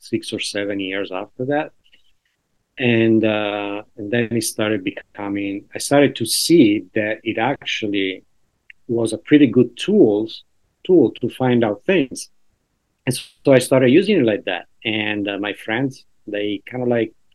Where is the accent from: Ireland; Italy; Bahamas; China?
Italy; now in New York, United States; I'm from Italy.